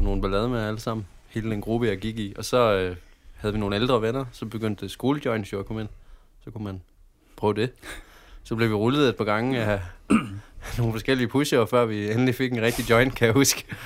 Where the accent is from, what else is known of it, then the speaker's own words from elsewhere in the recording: Padborg, Southern Denmark, Denmark; also born or lived in Aabenraa / Flensburg / Haderslev; Jeg er fra Padborg. Jeg har boet i Aabenraa i mange år. Jeg har boet i samtlige, samtlige byer, faktisk. Både Flensborg og Haderslev.